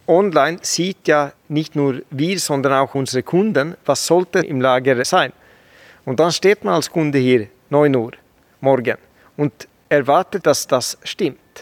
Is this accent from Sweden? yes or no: yes; Sweden; German is a second language; moved away as an adult; also born or lived in Northern Sweden; now in Switzerland; Ich bin ja Schwede und habe früher in Nordschweden